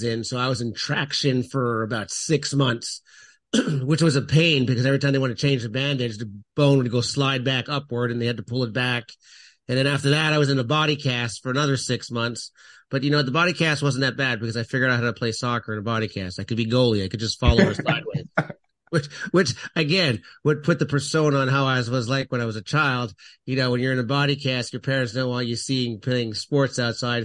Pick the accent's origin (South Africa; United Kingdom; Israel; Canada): Canada; I'm originally from Canada